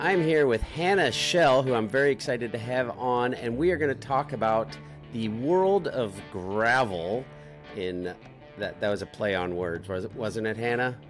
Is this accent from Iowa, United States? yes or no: yes; Des Moines, Iowa, United States; we're both from Des Moines